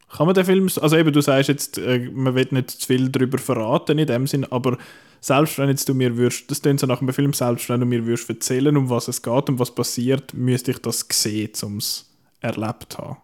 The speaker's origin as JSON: {"language": "German", "country": "Switzerland", "said": "bei uns in der Schweiz"}